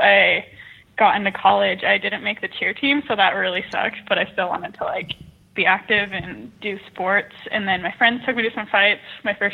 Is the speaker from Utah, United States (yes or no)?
yes; Utah, United States; I grew up in Utah, so I'm still in Utah